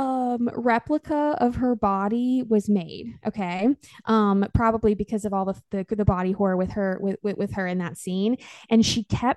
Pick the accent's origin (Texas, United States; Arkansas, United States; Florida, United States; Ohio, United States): Arkansas, United States; my home state